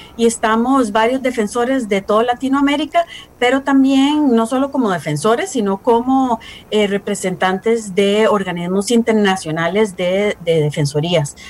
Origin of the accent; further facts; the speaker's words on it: Costa Rica; nosotros como costarricenses